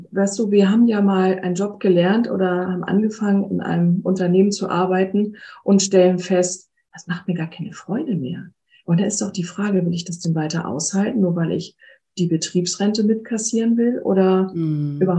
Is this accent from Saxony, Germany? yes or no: no; Hamburg, Germany; moved away; ich bin ja auch aus Hamburg, aus meiner Heimatstadt weggegangen, die ich ja nach wie vor sehr schätze und sie liebe.